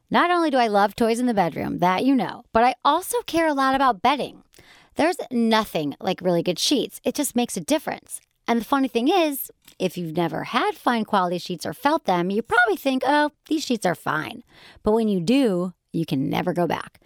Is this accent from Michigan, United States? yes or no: yes; Michigan, United States; I'm from Michigan